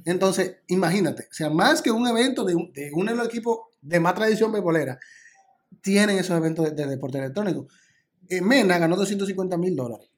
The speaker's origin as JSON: {"language": "Spanish", "country": "Dominican Republic"}